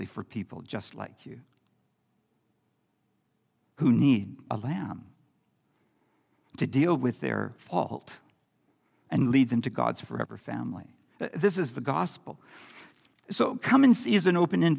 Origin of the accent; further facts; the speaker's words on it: Campbell River, British Columbia, Canada; as a kid growing up in Campbell River